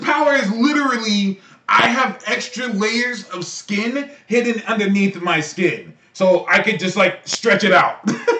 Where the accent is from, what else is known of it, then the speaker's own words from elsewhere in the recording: California, United States; I'm from California.